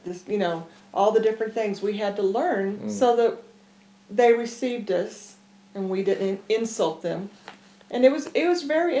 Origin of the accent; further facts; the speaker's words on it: Dallas, Texas, United States; I'm from Dallas, Texas. East Texas, really.